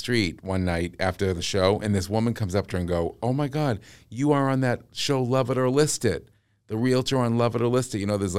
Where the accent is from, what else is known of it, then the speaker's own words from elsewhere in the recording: Massachusetts, United States; accent: Massachusetts; Oh, did my Massachusetts accent come out?